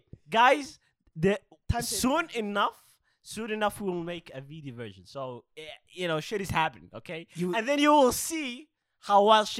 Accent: Kona, Hawaii, United States; Bro, I'm from Kona.

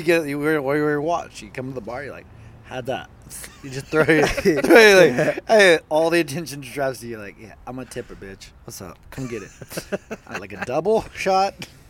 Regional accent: Santa Cruz, California, United States; I grew up in Santa Cruz. It was always surf culture.

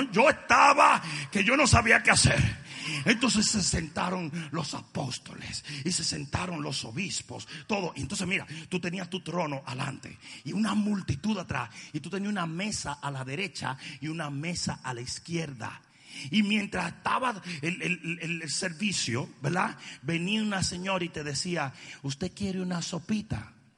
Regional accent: Dominican Republic; cómo somos los dominicanos

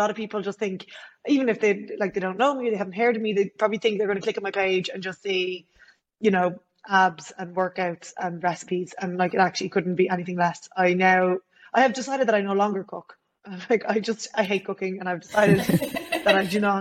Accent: Ireland; I'm from Ireland.

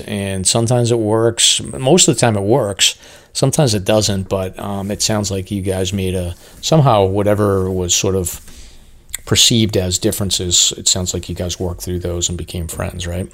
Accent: Amesbury, Massachusetts, United States; I live in Amesbury, Mass.

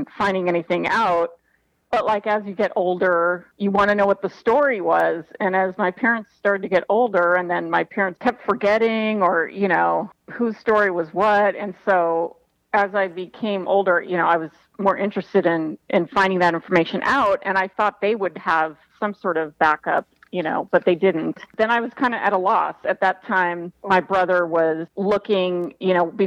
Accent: Los Angeles, California, United States; also born or lived in Marina Del Rey; I was born in Granada Hills, which, you know, is the valley

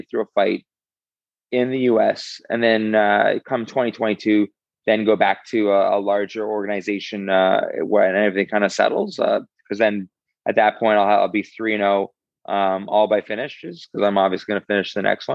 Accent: Canada; I'm Canadian through and through

